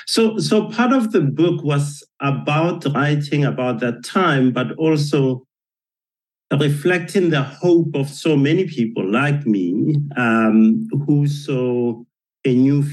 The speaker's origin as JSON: {"language": "English", "town": "Johannesburg", "region": "Gauteng", "country": "South Africa", "tie": "born or raised there", "said": "remembering walking in the streets of Johannesburg with my father and my family, and you know, as you say, not being able to walk on the sidewalk because that was reserved for whites only."}